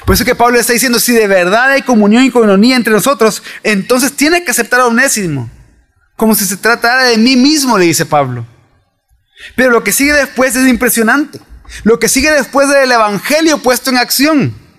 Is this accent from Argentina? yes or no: no; El Salvador